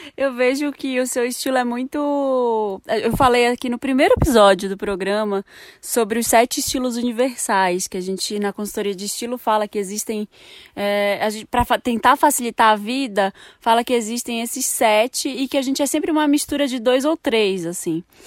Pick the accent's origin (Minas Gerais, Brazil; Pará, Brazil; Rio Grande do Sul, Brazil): Pará, Brazil; Belém; moved away; Eu sou de Belém